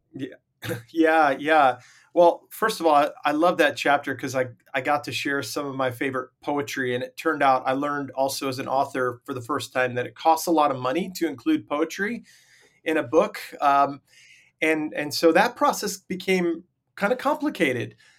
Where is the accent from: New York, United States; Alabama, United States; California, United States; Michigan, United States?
New York, United States; Long Island; I grew up on Long Island, New York